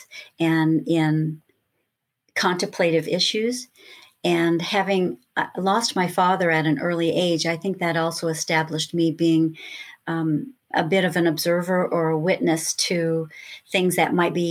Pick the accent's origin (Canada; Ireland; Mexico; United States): United States; Lakewood, California; also born or lived in Los Angeles, California; a little girl growing up in Lakewood, California